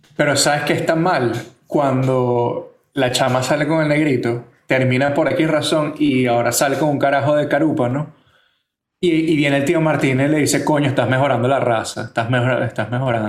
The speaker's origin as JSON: {"language": "Spanish", "country": "Venezuela", "moved": "yes", "lives_now": "San Francisco, United States", "said": "nosotros somos venezolanos que emigraron tanto a Estados Unidos como a España"}